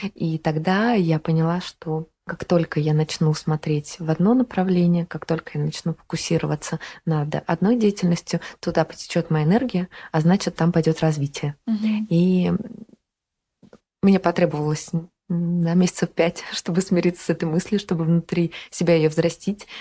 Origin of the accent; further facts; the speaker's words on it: Saint Petersburg, Russia; moved away as an adult; also born or lived in Oranienbaum; Я родом из Санкт-Петербурга. Там я прожила первые чуть больше 20 лет своей жизни.